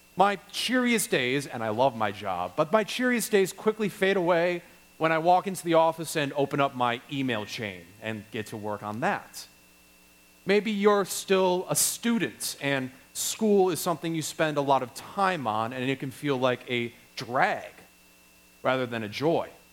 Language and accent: English; Wisconsin, United States; I'm from Wisconsin